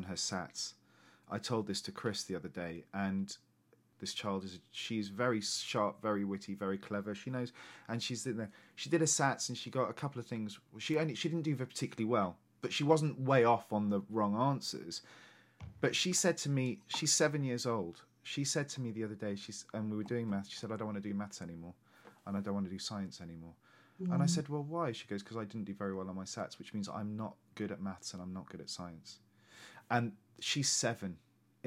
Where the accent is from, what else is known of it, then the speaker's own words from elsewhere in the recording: Lincolnshire, East Midlands, United Kingdom; also born or lived in London; I was born in London, moved to Lincolnshire when I was very 6 months old. So there was, in Lincolnshire in the 80s and 90s, there was no ethnicity or diversity at all.